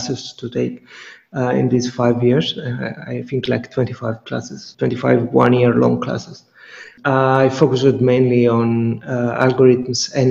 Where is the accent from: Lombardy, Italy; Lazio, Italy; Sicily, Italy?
Sicily, Italy; near Catania; moved away; I chose to move to Catania, which is one of the biggest towns, one of the biggest cities in Sicily, but close to my hometown